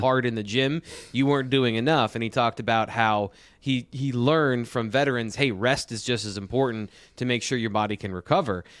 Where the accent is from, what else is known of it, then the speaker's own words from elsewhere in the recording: just south of Jamestown, New York, Pennsylvania, United States; I grew up just south in Pennsylvania from that area